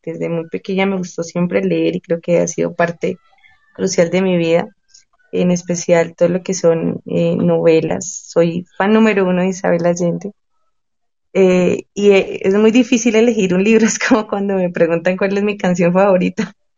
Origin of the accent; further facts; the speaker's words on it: Boyacá, Colombia; la región de donde yo soy, yo soy boyacense, soy colombiana